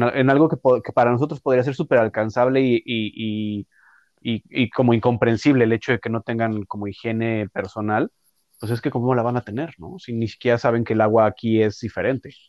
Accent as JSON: {"language": "Spanish", "region": "Mexico City", "country": "Mexico", "moved": "as an adult", "lives_now": "Toronto, Canada", "said": "yo de donde soy, yo soy de la Ciudad de México"}